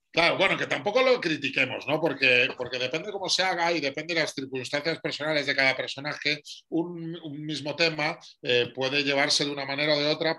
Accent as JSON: {"language": "Spanish", "town": "Madrid", "region": "Community of Madrid", "country": "Spain", "said": "Soy madrileño de 49 años"}